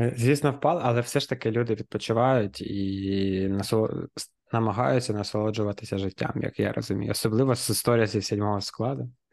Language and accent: Ukrainian; Kharkiv, Kharkiv Oblast, Ukraine; ми, харків'яни, дніпряни